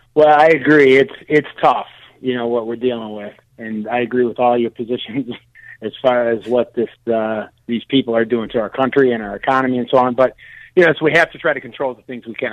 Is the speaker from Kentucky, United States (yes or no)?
no; Detroit, Michigan, United States; I'm originally from Detroit